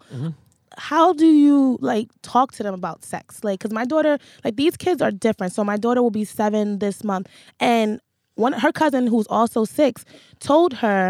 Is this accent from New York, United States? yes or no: yes; Manhattan, New York, United States; I'm from Manhattan, so it's MNN.